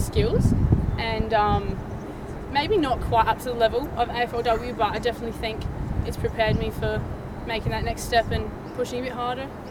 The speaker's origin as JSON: {"language": "English", "country": "New Zealand", "moved": "yes", "lives_now": "Australia", "said": "we're all Kiwi, so we all played rugby"}